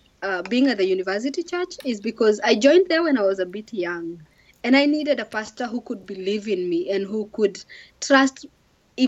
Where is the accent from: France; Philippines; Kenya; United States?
Kenya; moved away; I come from Kenya.